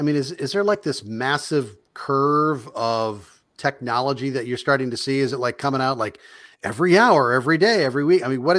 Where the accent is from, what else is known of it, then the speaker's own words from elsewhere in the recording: Nebraska, United States; I'm from Nebraska